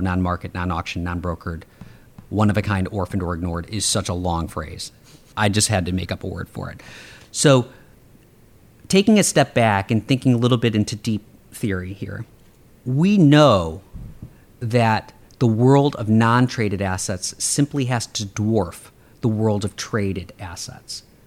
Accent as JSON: {"language": "English", "town": "Chicago", "region": "Illinois", "country": "United States", "tie": "born or raised there"}